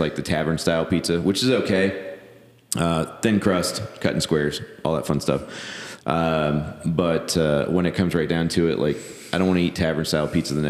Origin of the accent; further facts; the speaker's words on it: Elkhart, Indiana, United States; I come from Elkhart. It's like Elkhart Pizza Mafia.